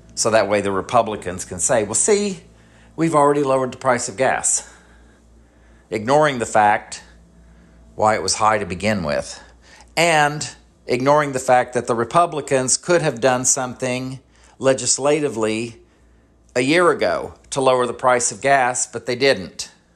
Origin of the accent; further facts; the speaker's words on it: United States; as American citizens